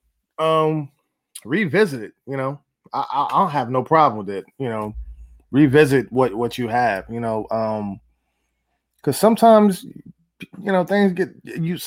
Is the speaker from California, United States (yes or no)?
yes; Los Angeles, California, United States; moved away; I'm originally from Los Angeles